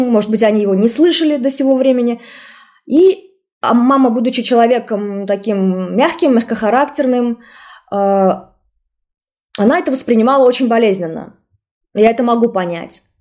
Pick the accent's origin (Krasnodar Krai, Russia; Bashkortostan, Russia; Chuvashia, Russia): Bashkortostan, Russia; сказать, что я башкирка? Потому что я примерно знала, что в нашем классе преимущественно татар, э, татары и татарки, да, ученики и ученицы. И я помню, что я не сказала, что я башкирка.